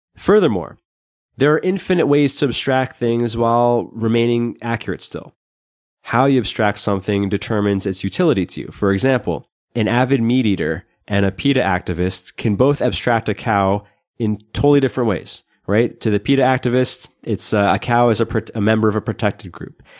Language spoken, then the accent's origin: English; New York, United States; I grew up in New York